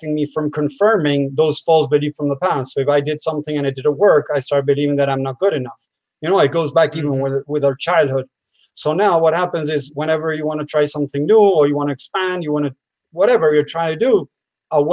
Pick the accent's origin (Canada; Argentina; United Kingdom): Argentina; moved away as an adult; also born or lived in United States; I'm from Argentina, but I lived in the state many years. Now I'm back in Argentina.